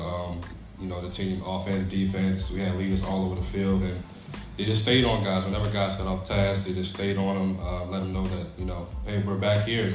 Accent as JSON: {"language": "English", "area": "Essex", "region": "Virginia", "country": "United States", "tie": "born or raised there", "said": "So, from Essex, actually my parents are from, my dad's from West Montrose, Virginia. Mom's from Warsaw, but moved over here"}